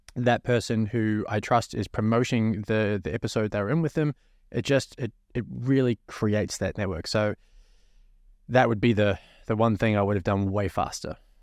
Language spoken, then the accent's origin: English; New Zealand; now in Australia; as a New Zealander